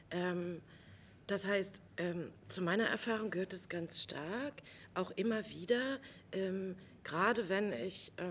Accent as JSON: {"language": "German", "region": "East Germany", "country": "Germany", "said": "von mir als Ostdeutscher immer wieder verlangt wird"}